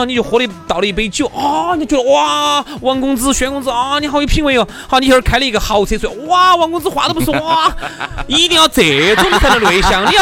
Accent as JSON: {"language": "Chinese", "country": "China", "moved": "yes", "said": "我们中国人"}